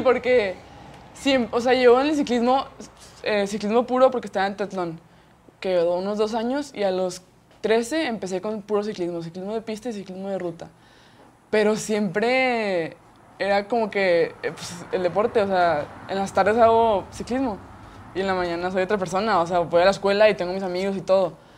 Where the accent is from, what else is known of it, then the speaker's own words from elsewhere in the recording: Monterrey, Nuevo León, Mexico; yo nací aquí en Monterrey, Nuevo León